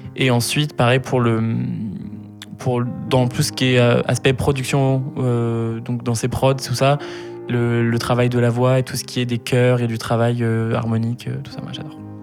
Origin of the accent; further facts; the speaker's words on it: Sainte-Euphémie, Auvergne-Rhône-Alpes, France; also born or lived in Lyon; je suis né à Lyon, euh, Lyon 4e, pour ceux qui s'intéressent, 4 arrondissement de Lyon. Euh, j'ai vécu un an dans la ville même avec mes deux parents et ma grande sœur, qui mhm. s'appelle Lucille.